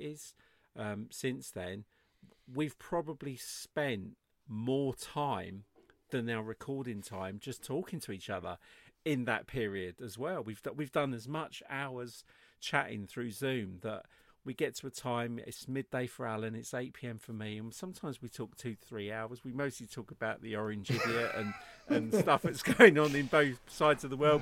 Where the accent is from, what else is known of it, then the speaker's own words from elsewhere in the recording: England, United Kingdom; I'm English